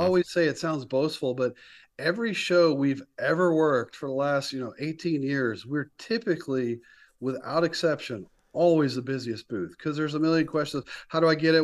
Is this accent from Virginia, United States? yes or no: no; near Raleigh-Durham, North Carolina, United States; moved away as an adult; also born or lived in Florida; So I grew up in North Carolina.